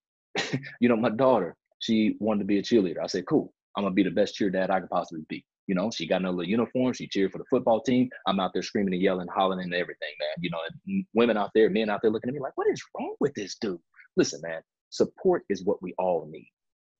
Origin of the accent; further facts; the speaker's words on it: Chicago, Illinois, United States; Growing up in Chicago